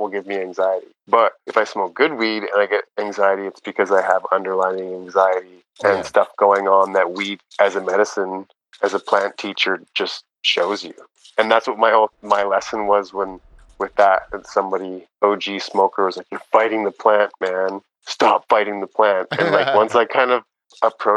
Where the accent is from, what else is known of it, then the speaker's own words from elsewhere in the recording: Canada; growing up in Canada